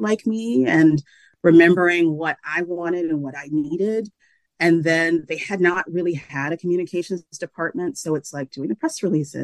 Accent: Macon, Georgia, United States; moved away; my newspaper was my hometown paper

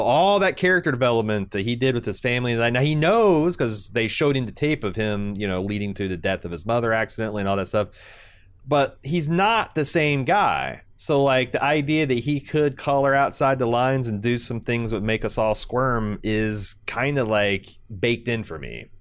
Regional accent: United States; As an American

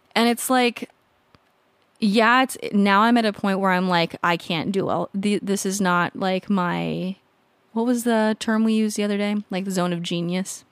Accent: California, United States; moved away as an adult; also born or lived in Colorado; now in San Diego, United States; I grew up in California, lived in California until I went, I moved to Colorado a few years ago

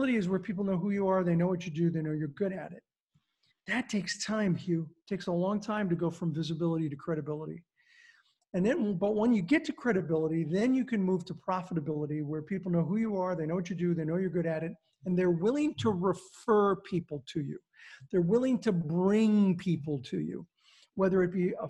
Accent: California, United States; I grew up in California.

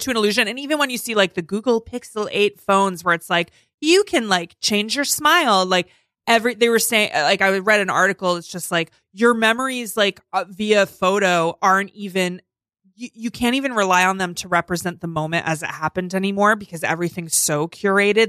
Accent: North Fork, Long Island, New York, United States; I'm from the North Fork.

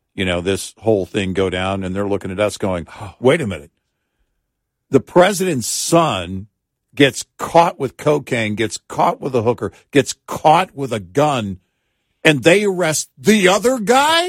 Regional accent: the South, United States; growing up in the South

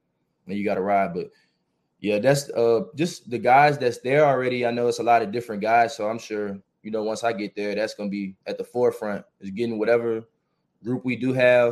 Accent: New Orleans, Louisiana, United States; I grew up in New Orleans.

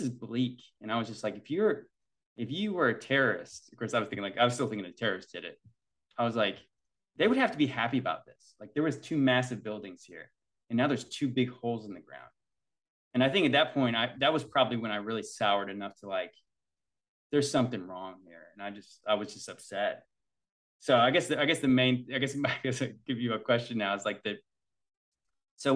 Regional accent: Virginia, United States; So we're from Virginia.

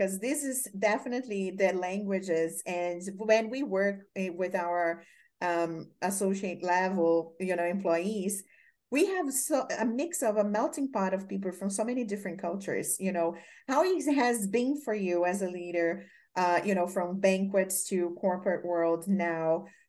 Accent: Brazil; English is a second language; moved away as an adult; also born or lived in California; now in United States; I'm from Brazil

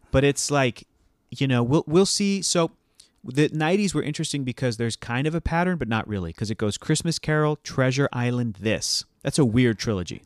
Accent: Mexico; moved away; since I was a little boy growing up in Mexico

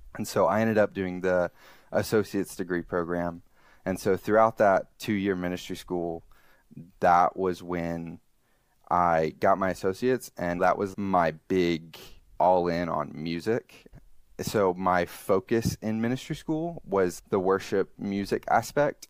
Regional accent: Alabama, United States; now in Columbus, United States; I'm originally from Alabama, now currently live in Columbus, Ohio.

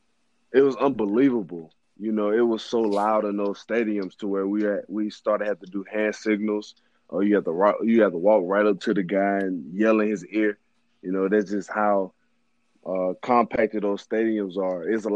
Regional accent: Mobile, Alabama, United States; Man, I'm from Mobile, Alabama, born and raised, a single-parent home, five-star recruit coming out of high school, played at St. Paul's Episcopal, attended Auburn University, of course, played 4 years.

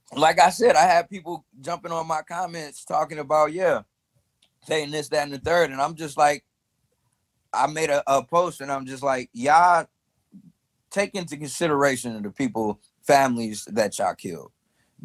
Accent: Chicago, Illinois, United States; I'm from North Side Chicago

